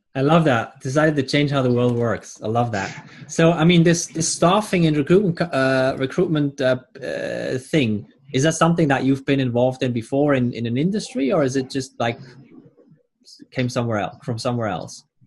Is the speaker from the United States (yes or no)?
no; Switzerland; I'm Swiss